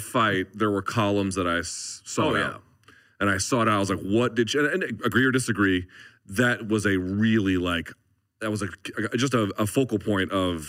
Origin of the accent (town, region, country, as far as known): United States; born or raised there